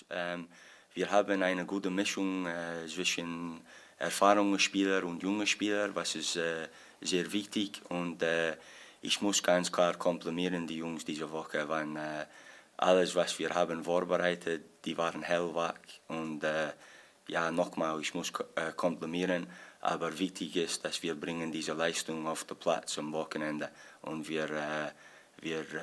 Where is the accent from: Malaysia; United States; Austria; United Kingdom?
United Kingdom; Scotland; accent: Scottish; first language English; German is a second language; dass ich probiere auf äh, Deutsch, aber vielleicht ich switche auf meine Muttersprache auch. Manchmal, ähm, ich hoffe, mein schottischer Dialekt ist nicht so schlimm in Englisch